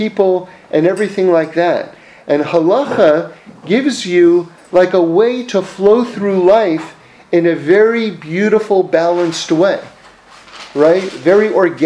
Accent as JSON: {"language": "English", "town": "New York City", "region": "New York", "country": "United States", "tie": "born or raised there", "said": "I grew up in New York City, so I grew up right in Manhattan in the middle of the city"}